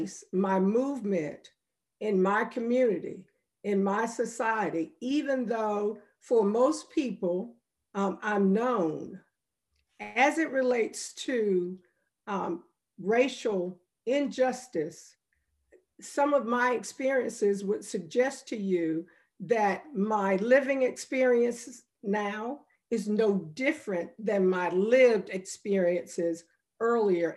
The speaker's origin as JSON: {"language": "English", "town": "Chapel Hill", "region": "North Carolina", "country": "United States", "tie": "born or raised there", "said": "I grew up very poor, and looking at where my family was economically when I grew up here in Chapel Hill"}